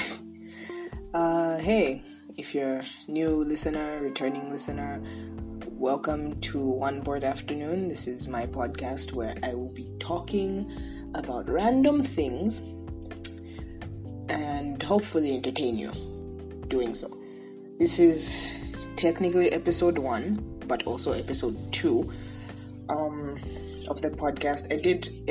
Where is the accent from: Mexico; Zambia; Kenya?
Zambia; first language English; I am from Zambia, which is a country in the south central of Africa.